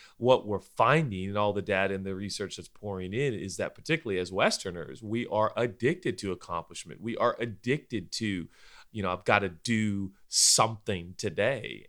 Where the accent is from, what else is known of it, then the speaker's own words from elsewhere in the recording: United States; we were born and bred in the United States of America